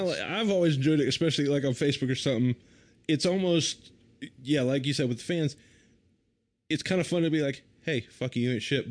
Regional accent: the American South, United States; a Southerner

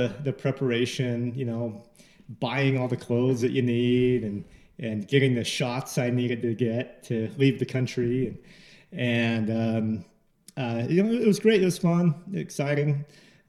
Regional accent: Salt Lake City, Utah, United States; I'm from Salt Lake

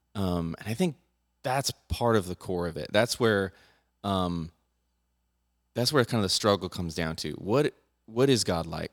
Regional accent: United States; I'm an American, So I have a Second Amendment

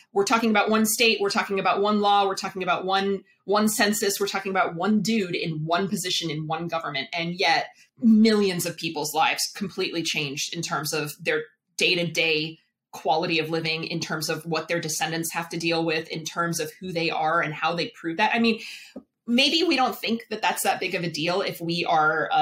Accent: Virginia, United States; I grew up in Virginia

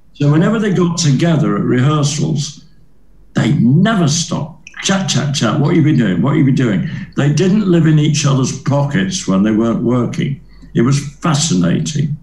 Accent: Leeds, Yorkshire and the Humber, United Kingdom; moved away; my first ever professional job was in my hometown at the City Varieties Theatre in Leeds

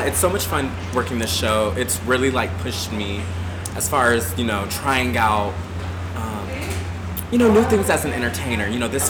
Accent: Panama City, Florida, United States; moved away; I'm originally from Panama City, Florida. It's a small town in the Panhandle. It's like kind of by Tallahassee. It's very, you know, very super redneck. Mm-hmm. But it was crazy because I grew up as a pastor's son.

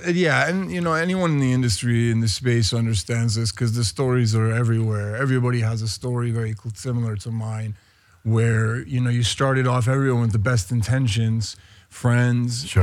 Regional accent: Spain; also born or lived in New York; now in Los Angeles, United States; I was born in New York, emigrated to Spain when I was very young. I was eight. Having grown up in Spain

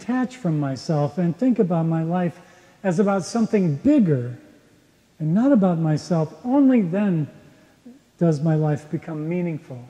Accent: Minneapolis, Minnesota, United States; moved away as an adult; also born or lived in Boston; I came home to Minneapolis from Boston, where I was living

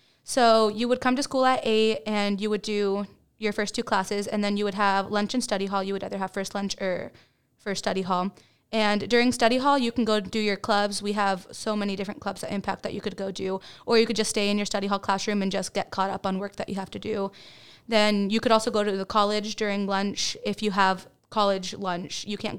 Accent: Dominican Republic; also born or lived in Dallas area; now in Baytown, United States; I am not from Baytown. I'm from Dominican Republic, and then I lived in the Dallas area, and then I came to Baytown.

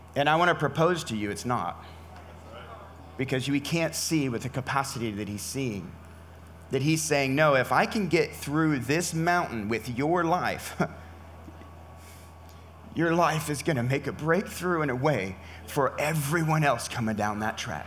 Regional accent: California, United States; I'm from California

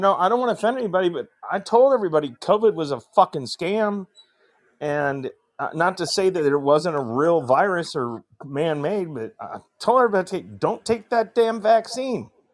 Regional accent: northern Indiana, United States; also born or lived in Fort Walton Beach, Florida; I'm in Fort Wayne, Indiana right now. This I'm from Mm. northern northern Indiana

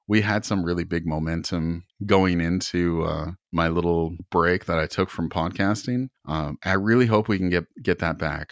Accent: Canada; I'm from Canada

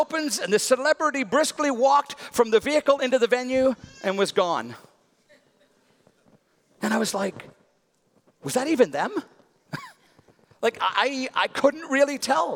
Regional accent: Northern Ireland, United Kingdom; as a boy growing up in Northern Ireland

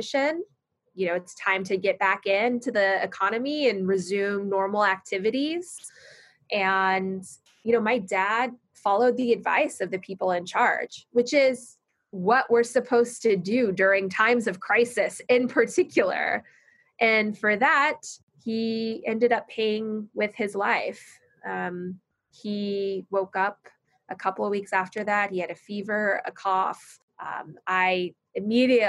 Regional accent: Phoenix, Arizona, United States; now in California, United States; I grew up in Phoenix

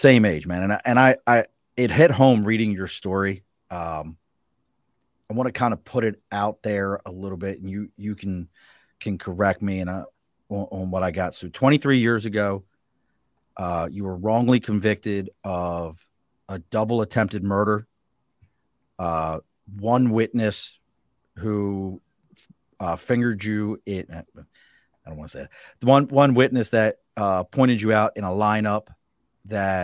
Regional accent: Baltimore, Maryland, United States; where I grew up in Baltimore

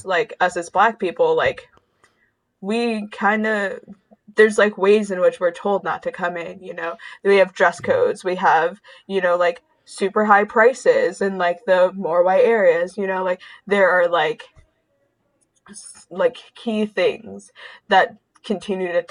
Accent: Saginaw, Michigan, United States; born there; I was born in Saginaw and would go back and visit every now and then and like our almost every corner store had bulletproof glass.

